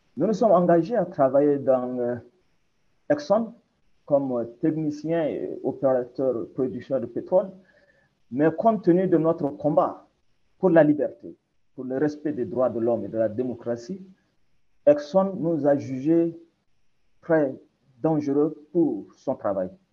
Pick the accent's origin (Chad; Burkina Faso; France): Chad; On est des Tchadiens, on est des frères